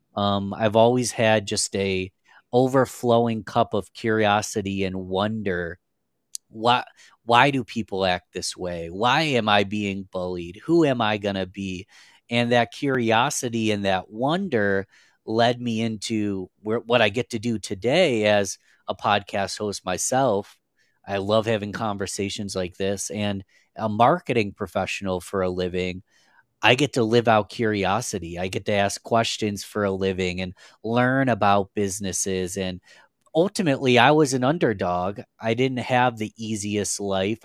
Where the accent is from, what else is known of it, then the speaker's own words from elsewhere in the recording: Rochester, New York, United States; I'm from a little city called Rochester, New York. It's in upstate New York in the United States. We're quite a whiles away from New York City, so I'm not a big city guy, but, um, born and raised in New York my whole life